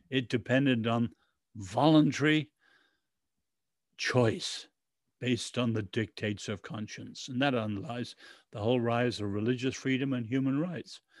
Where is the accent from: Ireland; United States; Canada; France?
Ireland; We are patriots. I'm an Irish and English patriot, but we got to love our countries